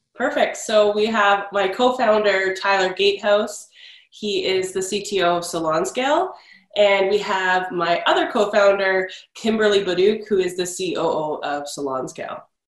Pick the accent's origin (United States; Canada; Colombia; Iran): Canada; I'm Canadian